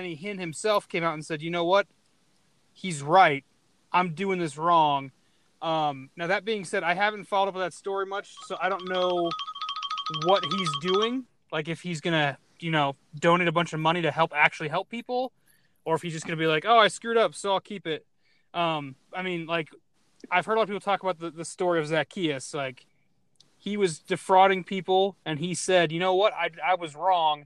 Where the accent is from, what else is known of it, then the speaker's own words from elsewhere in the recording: Arizona, United States; I'm from Arizona